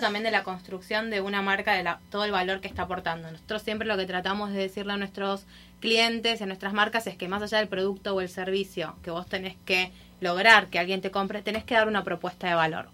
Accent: Buenos Aires, Argentina; accent: Argentine; moved away as an adult; now in Miami, United States; acá estoy hace un año en Miami, me mudé de Argentina para acá.

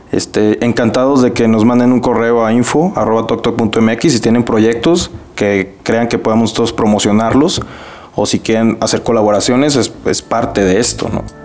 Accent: Mexico; now in Monterrey, Mexico; como mexicanos

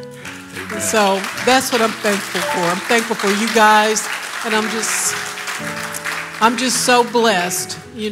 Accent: Mississippi, United States; moved away; I'm from Mississippi.

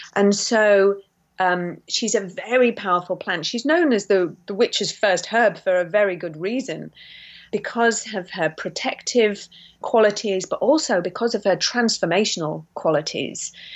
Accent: St Ives, South West England, United Kingdom; also born or lived in Yorkshire; We're from St Ives in Cornwall, and um, my we moved down there because of my sick illness actually as a child

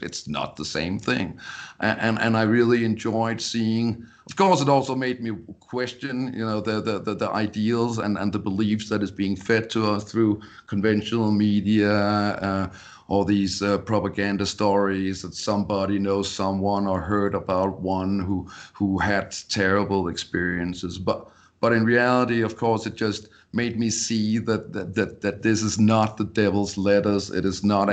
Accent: Denmark; English is a second language; moved away as an adult; now in Colorado, United States; born, born and raised in Denmark.

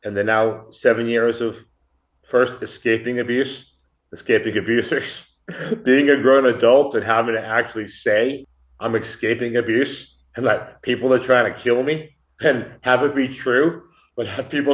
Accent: Boston, Massachusetts, United States; moved away as an adult; now in Mexico; I'm from Boston. I spent nearly my entire life living in Massachusetts.

